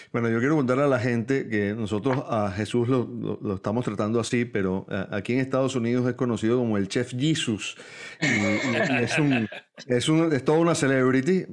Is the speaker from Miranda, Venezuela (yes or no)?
yes; San Antonio de los Altos, Miranda, Venezuela; yo soy antoñero nacido en San Antonio de los Altos